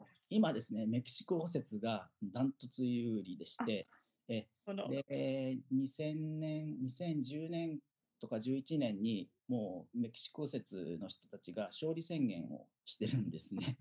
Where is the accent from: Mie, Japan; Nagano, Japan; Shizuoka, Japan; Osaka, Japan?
Shizuoka, Japan; Fujinomiya; 静岡県出身でで静岡県のですね富士宮市というところが出身です